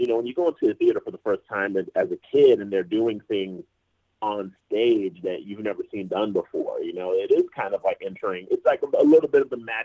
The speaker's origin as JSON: {"language": "English", "town": "Atlanta", "region": "Georgia", "country": "United States", "tie": "born or raised there", "also_born_or_lived": "Fort Lauderdale, Florida", "said": "we moved up to Atlanta back in 97, and I love Atlanta, and I'm like, this is home"}